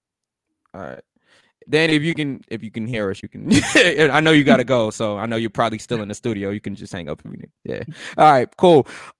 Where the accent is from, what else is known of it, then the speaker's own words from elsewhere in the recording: New York City, New York, United States; it's in my hometown.